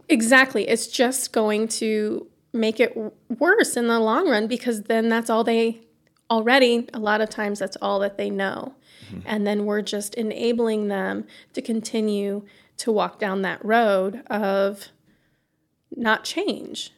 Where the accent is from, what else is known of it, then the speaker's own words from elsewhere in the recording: Iowa, United States; moved away as an adult; now in Pontiac, United States; we're from Iowa